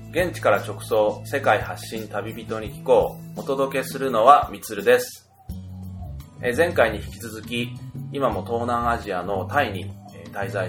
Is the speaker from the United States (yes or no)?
no; Australia; まあ、オーストラリアから来たんですけど、日本の時期の冬なのに、この半袖短パンでいられるのは、なんか心地いいなっていうふうに感じるんですけど